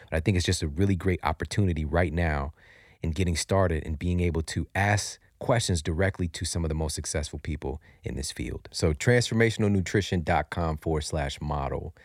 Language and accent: English; St. Louis, Missouri, United States; I'm from Saint Louis, Missouri, you know, right in the heartland, and I grew up in some pretty difficult circumstances